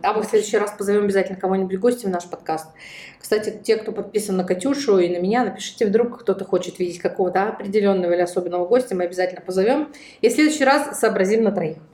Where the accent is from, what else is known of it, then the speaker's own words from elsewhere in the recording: Russia; у нас в России